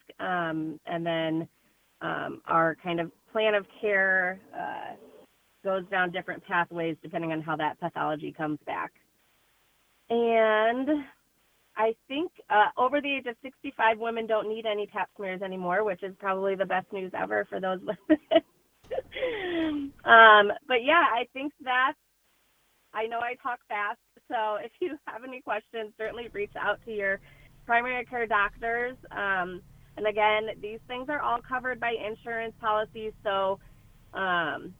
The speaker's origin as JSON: {"language": "English", "town": "Princeton", "region": "Illinois", "country": "United States", "said": "all of us are from the area. I'm from Princeton"}